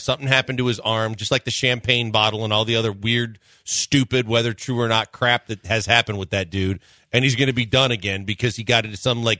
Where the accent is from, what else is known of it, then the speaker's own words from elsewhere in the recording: Wisconsin, United States; now in Houston, United States; I grew up in Wisconsin.